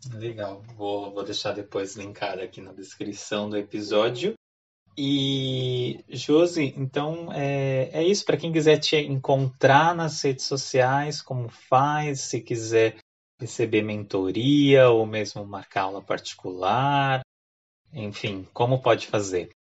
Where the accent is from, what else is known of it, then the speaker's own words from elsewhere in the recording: Brazil; now in Ireland; a gente brasileiro tem com a vergonha um pouco do, do nosso accent